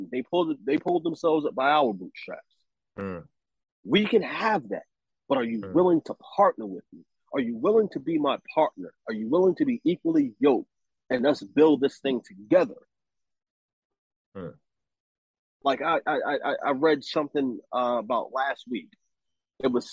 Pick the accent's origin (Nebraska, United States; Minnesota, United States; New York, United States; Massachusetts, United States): New York, United States; I'm from the hood. I'm from Harlem. You know what I mean? West Side.